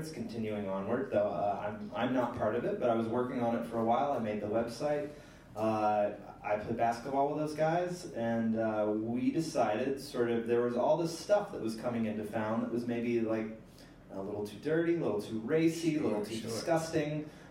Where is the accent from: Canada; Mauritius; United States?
United States; Missouri; I am from Missouri.